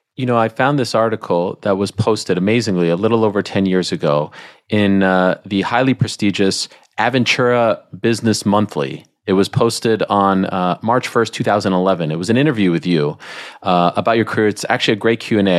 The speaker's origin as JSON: {"language": "English", "region": "Quebec", "country": "Canada", "tie": "born or raised there", "moved": "yes", "said": "I grew up in Canada"}